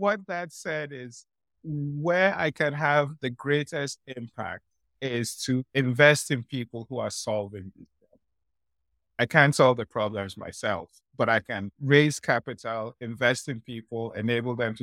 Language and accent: English; Nigeria; moved away; also born or lived in Ghana; I grew up in Nigeria